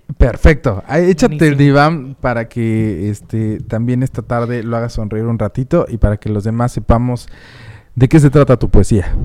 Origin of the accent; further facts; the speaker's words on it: Mexico City, Mexico; also born or lived in Puebla; now in Phoenix, United States; yo soy de la Ciudad de México, pero me crié más en... Bueno, no me crié. La mitad de mi vida la viví en Puebla